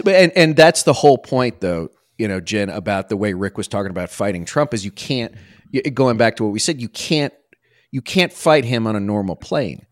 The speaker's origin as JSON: {"language": "English", "town": "Washington", "region": "District of Columbia", "country": "United States", "tie": "born or raised there", "said": "when I was a kid growing up on Capitol Hill, right, my dad worked at, on the Hill"}